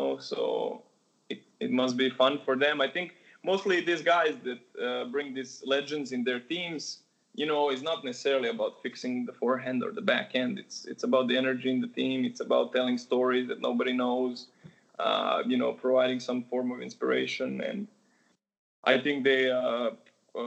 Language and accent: English; Novi Sad, Vojvodina, Serbia; Monica Seles is from my hometown